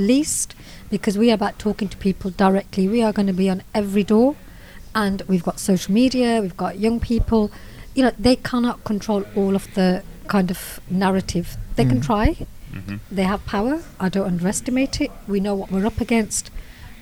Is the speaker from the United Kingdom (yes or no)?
yes; Birmingham, West Midlands, United Kingdom; I'm a Brummie myself